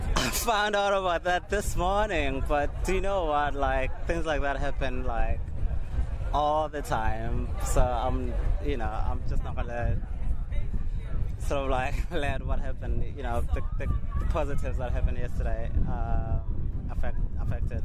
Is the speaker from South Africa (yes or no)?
yes; South Africa; now in United Kingdom; I grew up in South Africa